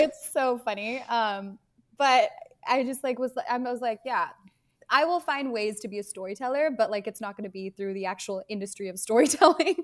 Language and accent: English; Bay Area, Silicon Valley, California, United States; I grew up in the Bay Area, in the Silicon Valley